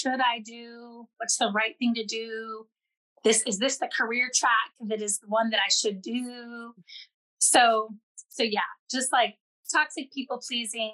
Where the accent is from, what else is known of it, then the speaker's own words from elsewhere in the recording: Southern Indiana, United States; I was raised in Southern Indiana, United States, and very much a rural, very small farm community